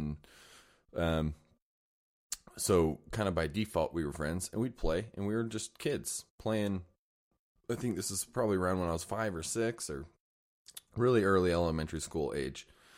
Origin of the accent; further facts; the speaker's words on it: Layton, Utah, United States; I grew up in Layton, Utah.